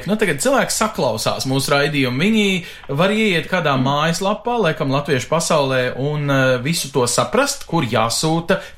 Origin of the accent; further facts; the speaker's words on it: Latvia; Mēs esam latvieši un lepni. Mums galu galā pieder šī valsts.